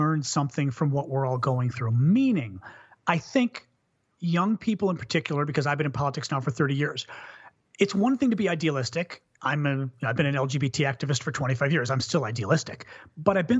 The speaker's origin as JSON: {"language": "English", "country": "United States", "said": "as an American"}